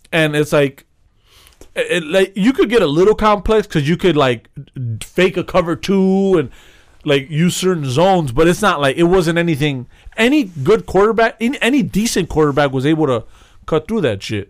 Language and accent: English; Chicago, Illinois, United States; we're from Chicago